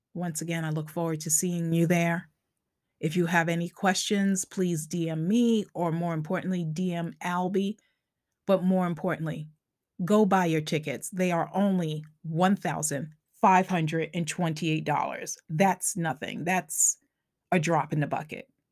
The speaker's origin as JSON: {"language": "English", "area": "Long Island", "region": "New York", "country": "United States", "accent": "Long Island", "said": "my Long Island accent kicks in sometimes"}